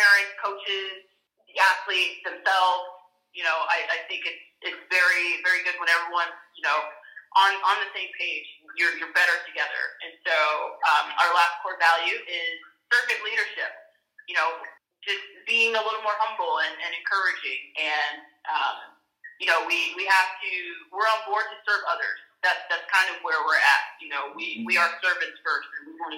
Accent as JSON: {"language": "English", "country": "United States", "said": "an African American here in the U.S."}